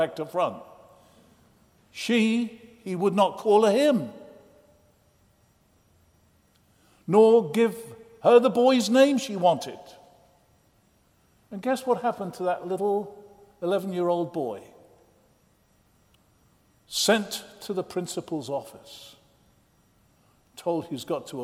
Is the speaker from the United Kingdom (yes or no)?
yes; England, United Kingdom; now in United States; I'm an Englishman who became an American